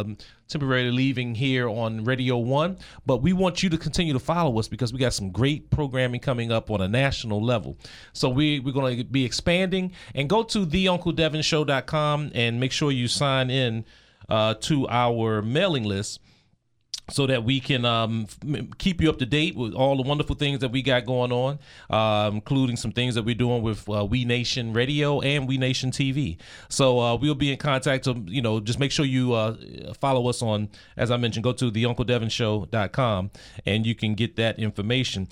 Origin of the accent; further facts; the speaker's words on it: Seat Pleasant, Maryland, United States; I'm from Sea Pleasant, Maryland